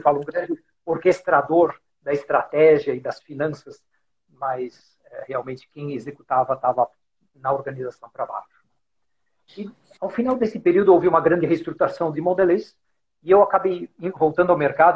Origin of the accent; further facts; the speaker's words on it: São Paulo, Brazil; also born or lived in Germany; sou brasileiro, nascido em São Paulo